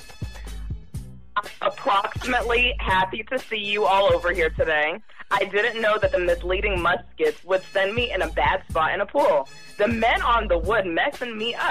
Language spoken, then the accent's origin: English; New York, United States; I'm from New York too